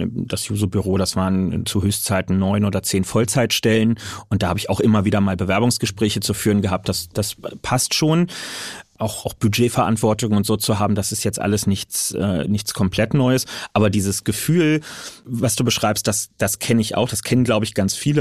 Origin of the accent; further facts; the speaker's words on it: Berlin, Germany; als Berliner, als jemand aus einem urbanen Wahlkreis